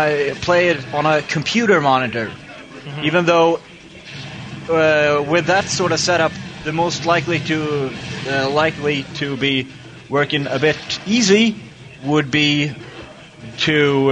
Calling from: Sweden; English is a second language; Hi, Bobby. … from Sweden.

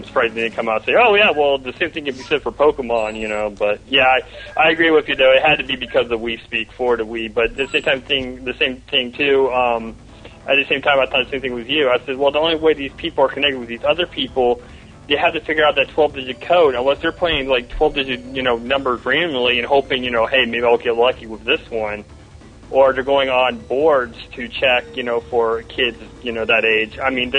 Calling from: Melbourne, Florida, United States; And I'm calling from Melbourne, Florida.

